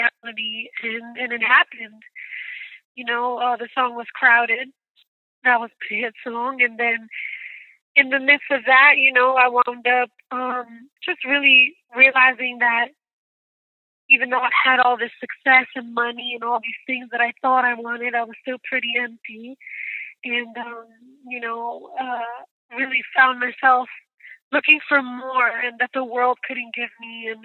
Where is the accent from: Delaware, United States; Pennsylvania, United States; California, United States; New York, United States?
New York, United States; New York City; I am from Brooklyn, New York